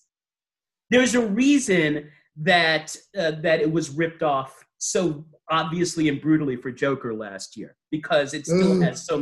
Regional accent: New York City, New York, United States; I'm from Staten Island

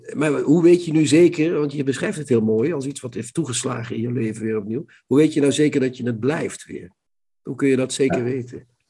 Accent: Limburg, Netherlands; Limburg, waar het katholicisme toch redelijk alomtegenwoordig was

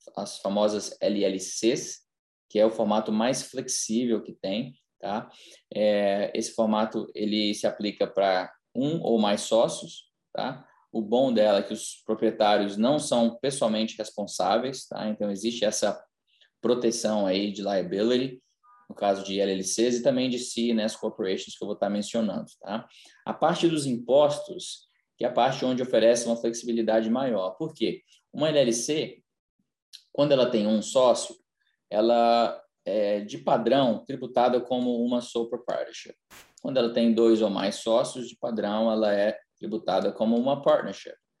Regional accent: Brazil; now in United States; nasci no Brasil, mas já moro aqui nos Estados Unidos há mais de 20 anos

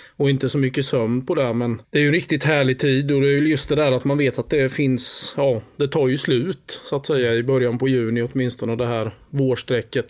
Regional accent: Halland County, Sweden; som hallänning

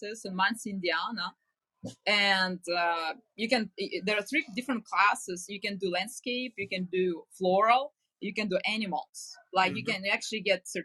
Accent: Ukraine; moved away; I'm from Ukraine originally

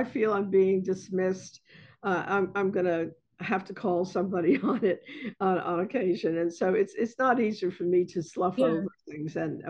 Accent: Bronx, New York, United States; But, you know, when people ask me where I'm from, I say I'm from the South Bronx.

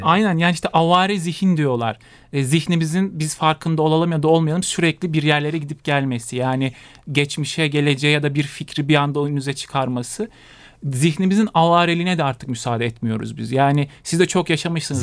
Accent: Konya, Turkey; moved away as an adult; now in Bolu, Turkey; Konya'da doğup büyüdüm

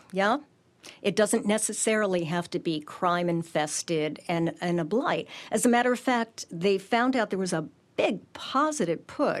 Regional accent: Stamford, Connecticut, United States; my hometown, Stamford

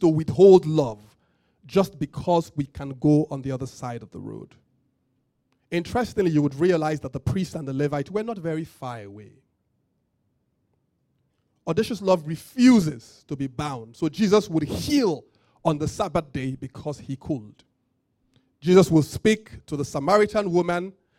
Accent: Nigeria; I'm from Yoruba, I don't love only Yoruba people.

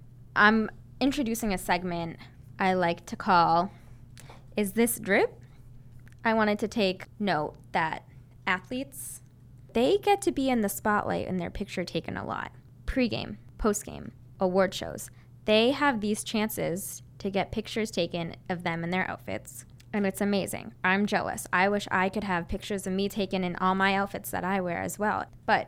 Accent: Massachusetts, United States; So I grew up 25 minutes outside of Boston. It's in a town right near, if you know where Framingham is, you'll probably know where my town is.

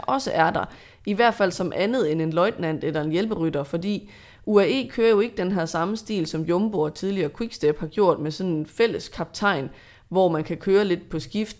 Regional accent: Denmark; som dansker

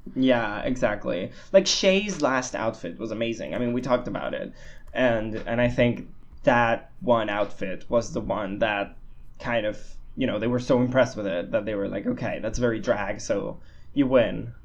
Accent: Spain; I'm a Spanish boy that lives in Barcelona

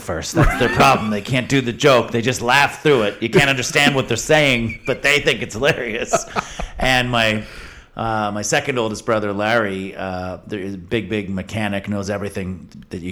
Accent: London, Ontario, Canada; also born or lived in Toronto; I grew up in London, Ontario, just outside

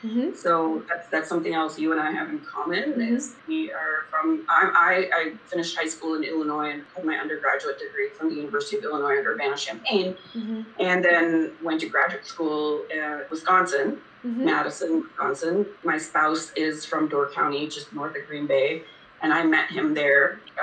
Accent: Kuwait; born there; Somehow, I was born in Kuwait, didn't know anything about oil and gas other than it was that which was the country around me.

